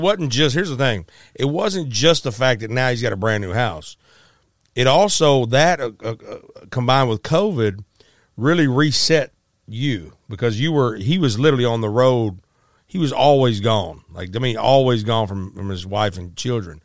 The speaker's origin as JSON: {"language": "English", "region": "Arkansas", "country": "United States", "tie": "born or raised there", "also_born_or_lived": "Memphis, Tennessee", "said": "in Arkansas where we grew up"}